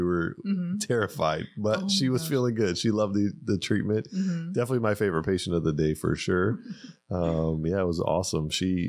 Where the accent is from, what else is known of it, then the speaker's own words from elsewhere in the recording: Pasadena, California, United States; Yeah, I grew up in Pasadena.